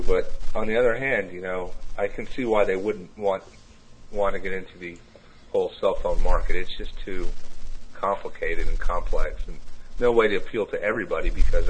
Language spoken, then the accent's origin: English; Kansas City, Missouri, United States; accent: Kansas City; now in Tennessee, United States; I wasn't born here. I was born in Kansas City, Missouri, so I guess I have that accent.